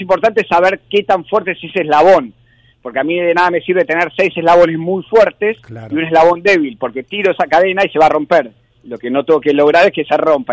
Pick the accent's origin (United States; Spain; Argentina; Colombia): Argentina